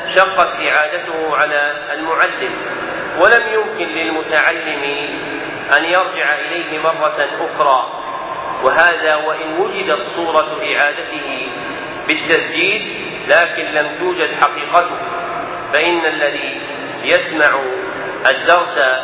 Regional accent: Najd, Saudi Arabia; عندنا في نجد

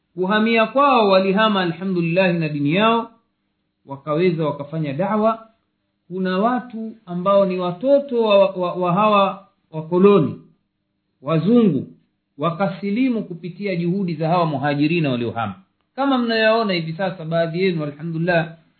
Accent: Tanzania; moved away; kule kwetu tanzania kipindi cha ujamaa na kujitegemea

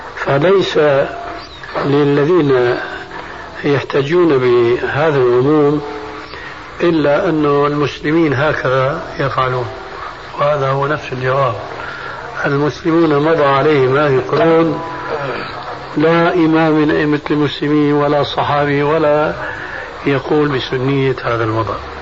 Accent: Syria; عندنا في الشام

